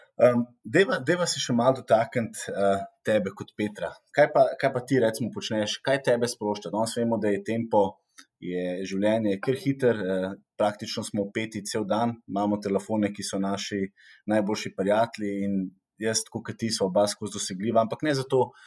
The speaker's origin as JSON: {"language": "Slovenian", "country": "Slovenia", "said": "smo Slovenci"}